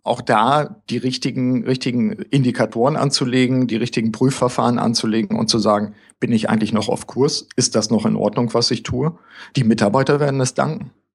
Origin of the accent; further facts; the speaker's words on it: Germany; also born or lived in Osnabrück; bei uns zumindest in Deutschland